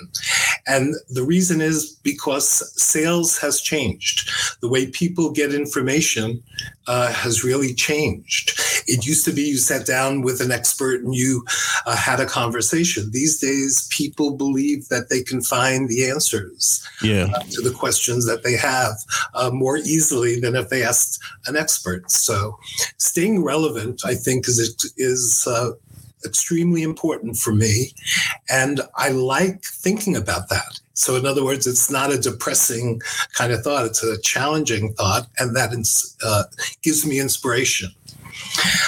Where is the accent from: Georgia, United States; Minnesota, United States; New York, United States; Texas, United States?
New York, United States; New York City; I was born in New York City. I was born in the Bronx, and I grew up as a street kid during the 50s